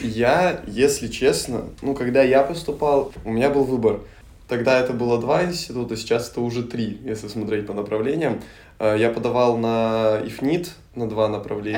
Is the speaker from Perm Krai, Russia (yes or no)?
yes; Solikamsk, Perm Krai, Russia; moved away as an adult; now in Saint Petersburg, Russia; Пермский край. Окей. Город Соликамск.